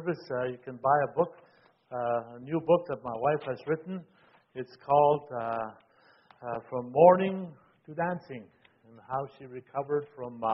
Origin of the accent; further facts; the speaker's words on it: Moose Factory, Ontario, Canada; also born or lived in Waskaganish, Quebec; now in Ottawa, Canada; I am a Cree Indian from Moose Factory, Ontario, but I was born in Waskagmish, Quebec